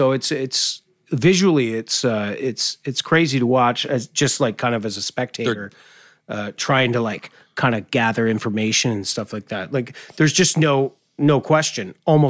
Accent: Vancouver, British Columbia, Canada; Because I came from Vancouver too, and have watched a lot of the Canucks

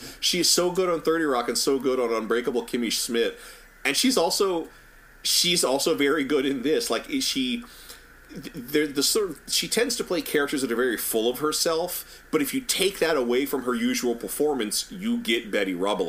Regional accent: Northern Virginia, United States; my hometown of Northern Virginia

